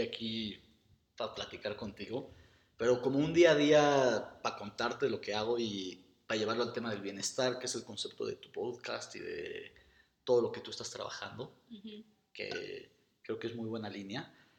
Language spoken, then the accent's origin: Spanish; Mexico; soy arquitecto mexicano